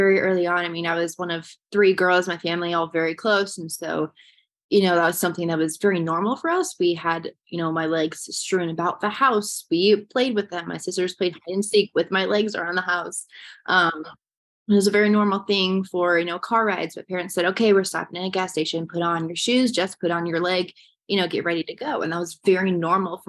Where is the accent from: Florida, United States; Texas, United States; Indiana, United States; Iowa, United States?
Iowa, United States; Swisher; I grew up in Swisher, Iowa, just south of Cedar Rapids